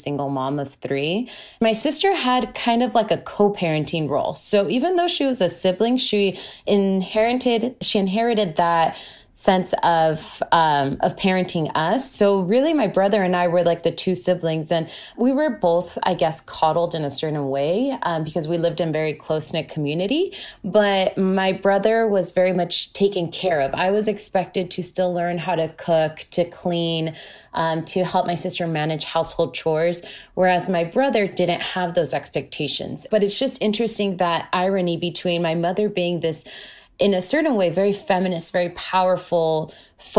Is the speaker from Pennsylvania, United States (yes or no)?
no; San Diego, California, United States; moved away as an adult; now in Los Angeles, United States; I currently live in Los Angeles, but I'm originally from San Diego, California. And I grew up